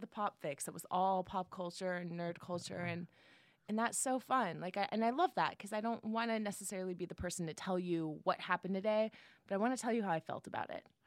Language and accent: English; San Jose, California, United States; moved away; I'm from the Bay Area, San Jose, Okay. Silicon Valley